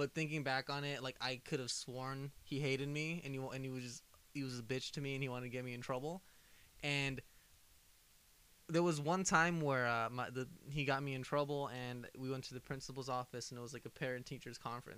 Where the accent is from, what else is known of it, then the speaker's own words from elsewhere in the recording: Compton, California, United States; We never tell them where we're from.